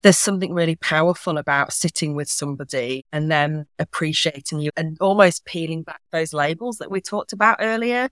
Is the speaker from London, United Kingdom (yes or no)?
no; Yorkshire and the Humber, United Kingdom; now in Manchester, United Kingdom; I'm from Yorkshire